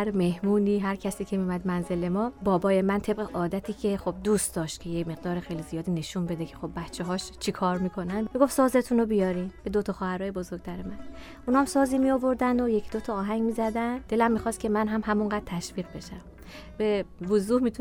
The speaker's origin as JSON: {"language": "Persian", "town": "Tehran", "region": "Tehran Province", "country": "Iran", "tie": "born there", "said": "متولد 1356 36 سالمه در تهران به دنیا آمدم بچه سوم خانواده هستم"}